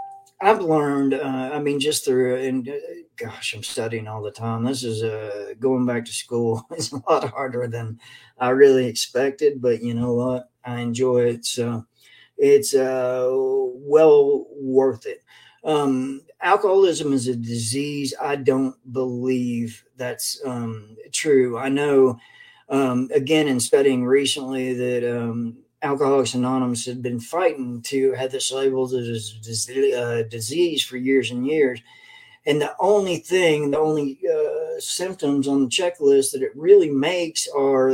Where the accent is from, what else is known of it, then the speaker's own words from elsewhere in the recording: Lexington, Kentucky, United States; also born or lived in Hazard, Kentucky; I'm from Lexington, Kentucky, and back in, well, I'm originally from Hazard, Kentucky, but grew up in school and everything else in Lexington.